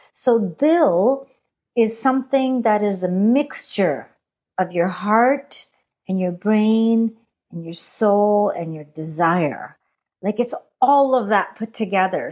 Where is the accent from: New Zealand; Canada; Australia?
Canada; accent: Punjabi; also born or lived in India; I was born in India, brought up in Canada